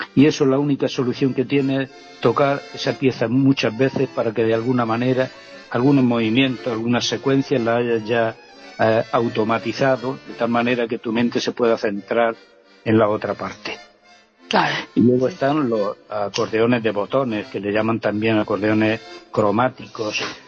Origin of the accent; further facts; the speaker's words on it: Vera, Andalusia, Spain; Yo recuerdo el primer instrumento fue una armónica en Vera, en mi pueblo